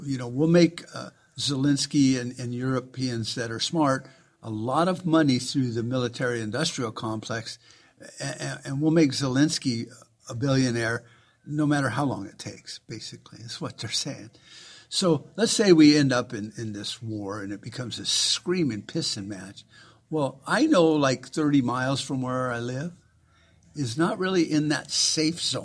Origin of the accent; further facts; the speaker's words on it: Arizona, United States; the state I come from